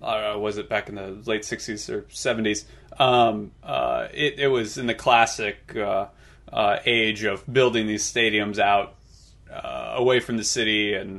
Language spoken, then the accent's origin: English; Central Illinois, United States; now in Kansas City, United States; growing up in Central Illinois, where you're you're 90 minutes from, at least from Busch Stadium.